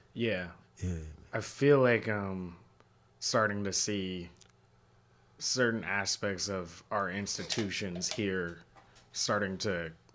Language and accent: English; Seattle, Washington, United States; moved away; I'm from Seattle originally